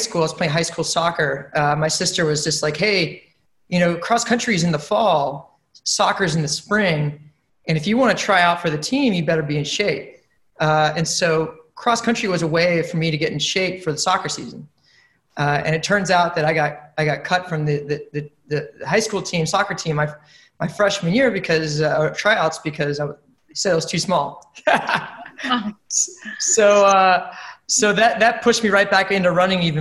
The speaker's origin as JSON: {"language": "English", "town": "Marietta", "region": "Georgia", "country": "United States", "tie": "born or raised there", "also_born_or_lived": "Atlanta, Georgia", "moved": "as an adult", "lives_now": "New York, United States", "said": "I'm from Atlanta, Georgia, grew up in Marietta"}